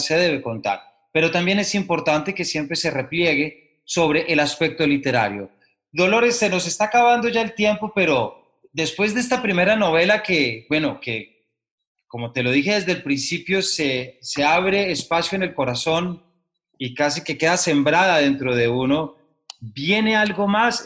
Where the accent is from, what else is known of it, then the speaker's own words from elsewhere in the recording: Colombia; como lector colombiano